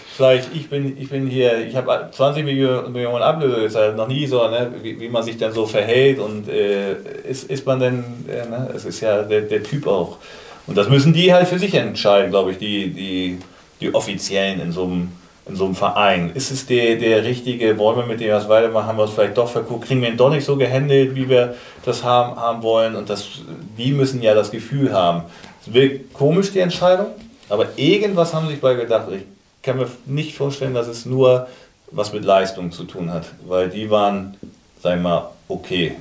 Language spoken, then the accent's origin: German; Kiel, Schleswig-Holstein, Germany; gebürtiger Kieler